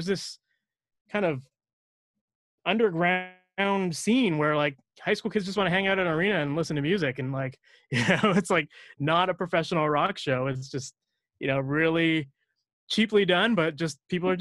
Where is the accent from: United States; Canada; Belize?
Canada; Oakville, Ontario; I grew up in Oakville